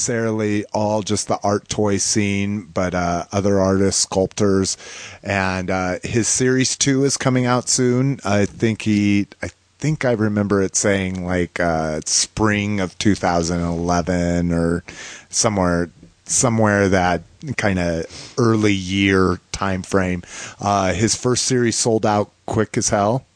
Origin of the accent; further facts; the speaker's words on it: New Mexico, United States; I grew up in New Mexico.